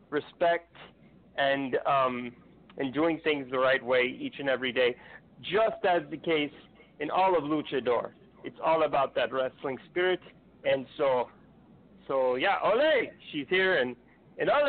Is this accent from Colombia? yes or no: no; Mexico; believe it or not, yes, I'm from Mexico